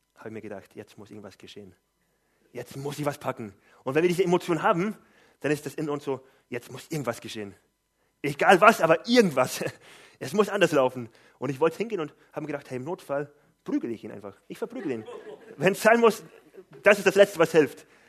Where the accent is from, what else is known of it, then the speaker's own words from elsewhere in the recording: Gifhorn, Lower Saxony, Germany; Ich komme aus Gifhorn